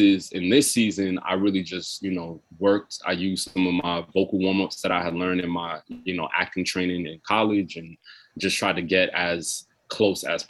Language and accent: English; New York City, New York, United States; I grew up in Brooklyn, so I grew up listening to a lot of rap.